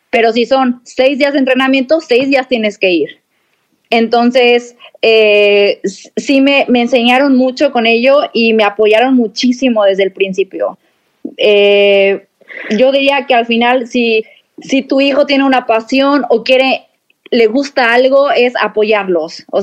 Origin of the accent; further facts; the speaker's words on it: Mexico City, Mexico; born there; mira, yo nací en Ciudad de México